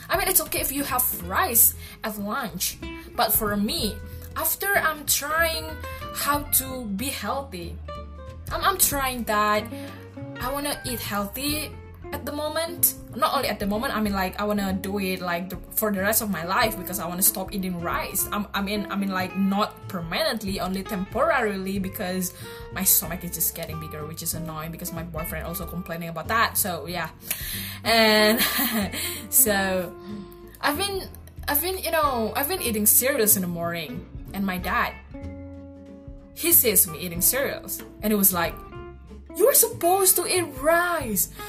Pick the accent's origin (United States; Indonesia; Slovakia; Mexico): Indonesia; Okay, so basically, I'm from Indonesia and I live in Bali.